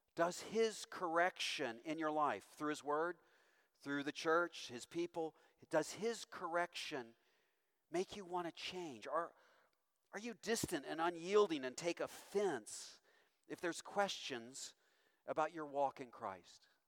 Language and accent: English; Owensboro, Kentucky, United States; moved away; I'm from Owensboro, Kentucky, of all places